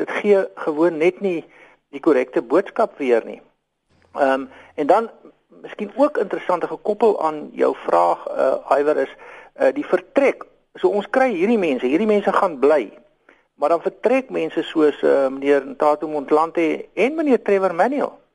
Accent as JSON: {"language": "Afrikaans", "country": "South Africa", "said": "ons almal as Suid-Afrikaners"}